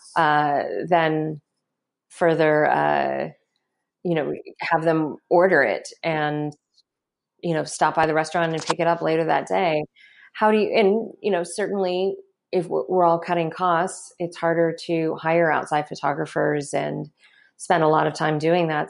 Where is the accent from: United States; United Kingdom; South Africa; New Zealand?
United States; Kentucky; you do not grow up mixed race in Kentucky